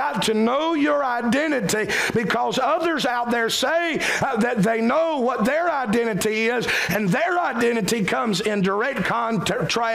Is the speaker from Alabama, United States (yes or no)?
no; South Carolina, United States; identify us not just as Americans but as South Carolinians